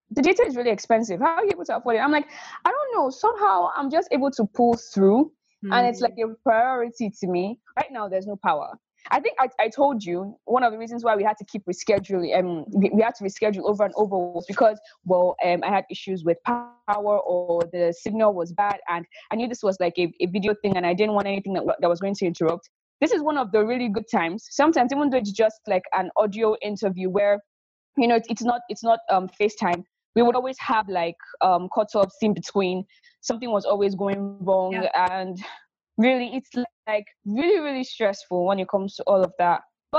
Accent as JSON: {"language": "English", "country": "Nigeria", "accent": "neutral, mix of British", "said": "neutral accent. Mm-hmm. You almost can't tell that I am West African. I have a mix of British and basically my accent is a bit different."}